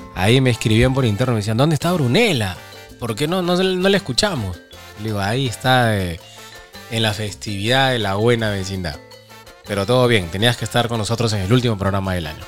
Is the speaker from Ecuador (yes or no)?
no; Peru; Soy peruano.